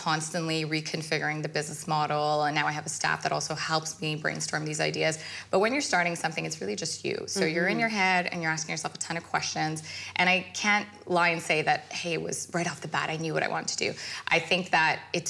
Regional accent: Canada; Both parents are from India, and they immigrated here, so I'm brought up first-generation Canadian

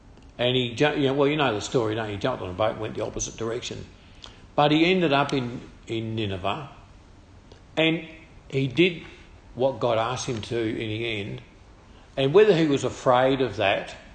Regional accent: Tasmania, Australia; now in Maryborough, Australia; I come from Tasmania

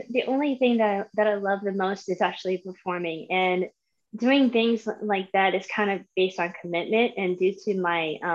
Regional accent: Tampa, Florida, United States; I am 36. I am from Tampa, Florida, but I came from a military family, so I've been through four states since I've since I've been born.

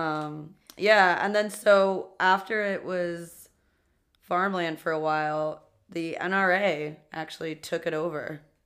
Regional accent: New York City, New York, United States; two queens from Queens

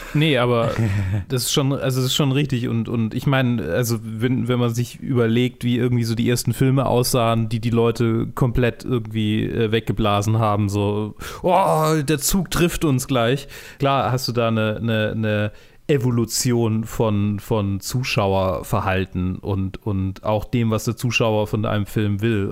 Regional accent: Germany; als Deutsche

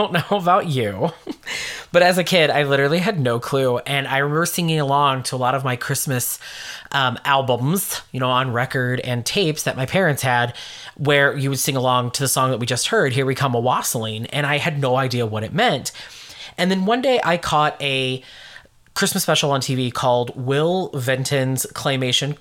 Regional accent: United States; accent: American; my American accent

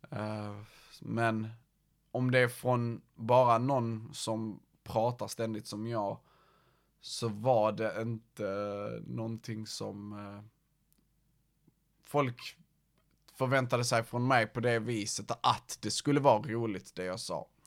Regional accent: Malmö, Skåne, Sweden; Uh, jag kommer från Malmö. Jag vet ju, eh, min dialekt maskerar det väl, men ja, jag kommer från Malmö.

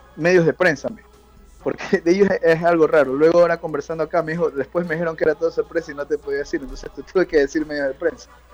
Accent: Ecuador; moved away; yo soy de Ecuador

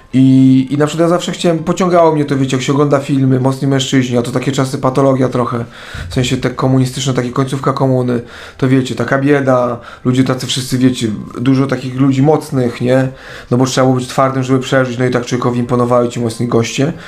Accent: Kielce, Świętokrzyskie Voivodeship, Poland; jestem z Kielc

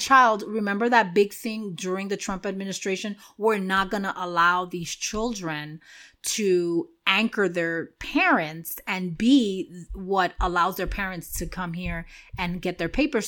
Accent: New York City, New York, United States; moved away; where I grew up in Washington Heights

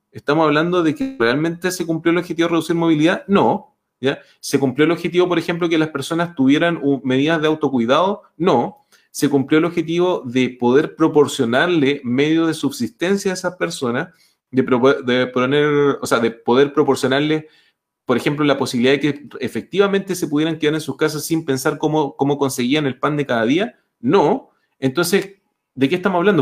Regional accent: Chile; como chileno

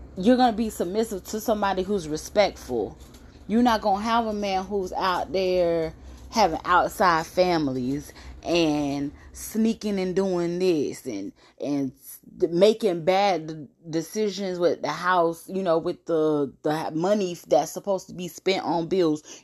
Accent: Brunswick, Georgia, United States; we're all from Brunswick, Georgia

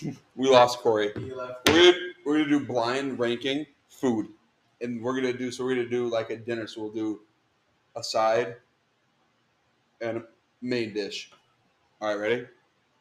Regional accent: Wisconsin, United States; we are from Wisconsin.

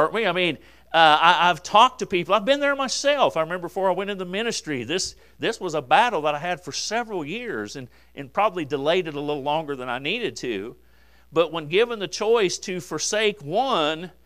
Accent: United States; I'm an American

